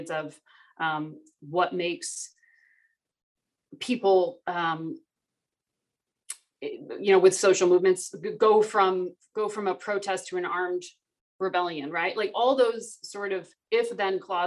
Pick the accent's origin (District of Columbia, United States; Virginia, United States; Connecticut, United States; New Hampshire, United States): Connecticut, United States; moved away; I grew up in Connecticut in the suburbs of New York